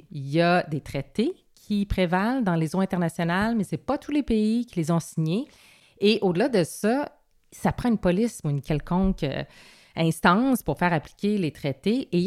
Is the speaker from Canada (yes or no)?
yes; Quebec, Canada; J'ai un nom de française, dit, mais je suis québécoise